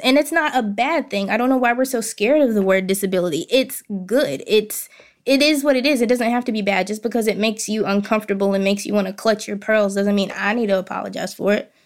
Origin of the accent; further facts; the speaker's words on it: Hot Springs, Arkansas, United States; I am born and raised in Hot Springs, Arkansas